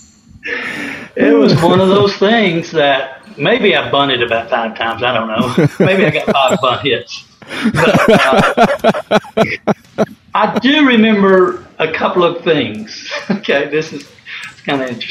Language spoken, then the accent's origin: English; Knoxville, Tennessee, United States; moved away; I was from Knoxville